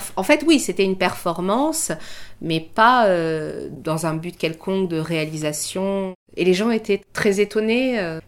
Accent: France; also born or lived in Germany / Iran (ancestry); Je suis née en Allemagne, mais à vrai dire, j'y suis restée très peu de temps. Mes parents sont partis d'Iran au moment de la révolution iranienne. J'étais très jeune lorsqu'ils sont venus en France.

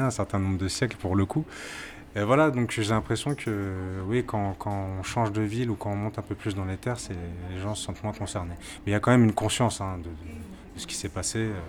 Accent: Martinique; Je suis de la Martinique

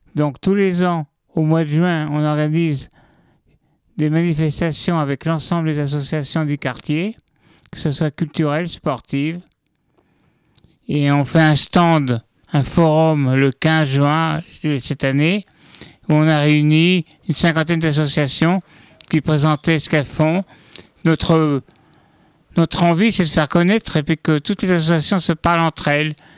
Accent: Fresnes, Île-de-France, France; also born or lived in Orsay / Paris / Luxembourg (family origin); je suis né dans le à Fresnes, à côté de la prison

